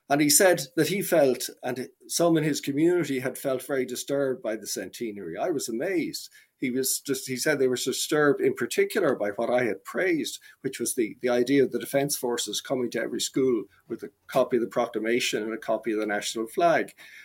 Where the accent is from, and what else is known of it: Ireland